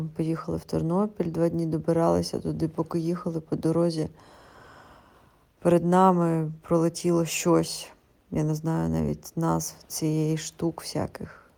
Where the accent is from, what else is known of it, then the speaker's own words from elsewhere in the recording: Kyiv, Ukraine; я із Києва